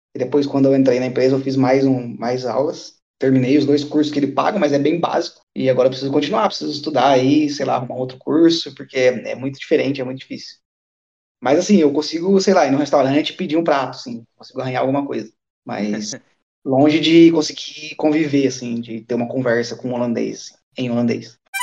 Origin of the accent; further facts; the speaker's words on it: Brazil; moved away as an adult; also born or lived in Japan (ancestry); now in Eindhoven, Netherlands; eu sou brasileiro